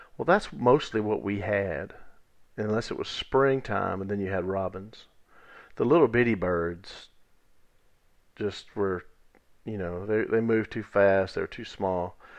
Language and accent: English; Natchez Trace Village, United States; where I grew up in Natchez Trace Village